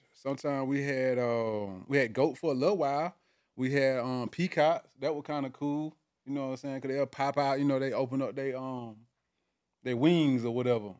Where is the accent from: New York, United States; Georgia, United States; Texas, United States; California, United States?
Georgia, United States; South; now in Atlanta, United States; I'm originally from South Georgia